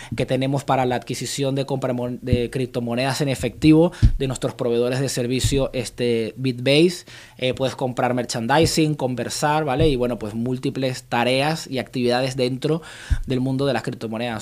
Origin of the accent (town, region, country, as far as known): Venezuela; now in Reus, Spain